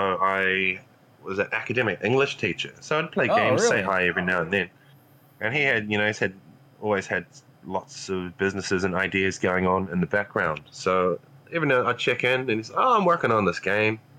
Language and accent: English; Invercargill, Southland, New Zealand; down in my hometown of Invercargill, New Zealand, which is at the bottom of New Zealand